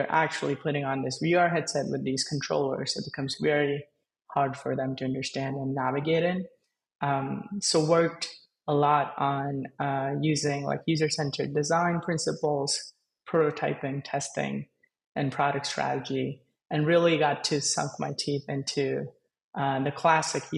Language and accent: English; India; I was born and I grew up in India.